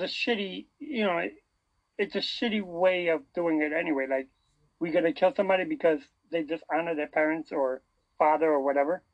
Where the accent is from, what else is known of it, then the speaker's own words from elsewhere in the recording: United States; I was raised in America